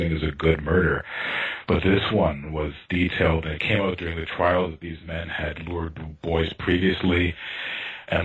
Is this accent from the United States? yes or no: no; Toronto, Ontario, Canada; I grew up in North Toronto, quite far from downtown.